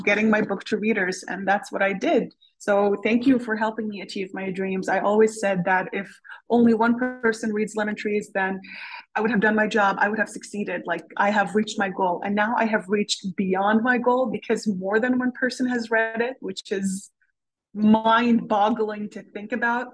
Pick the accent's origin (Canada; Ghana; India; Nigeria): Canada; also born or lived in Syria; now in Switzerland; I am Canadian, but I live in Switzerland